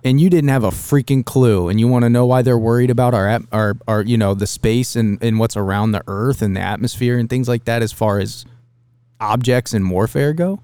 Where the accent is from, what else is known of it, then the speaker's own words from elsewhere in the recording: Dayton, Ohio, United States; growing up around Dayton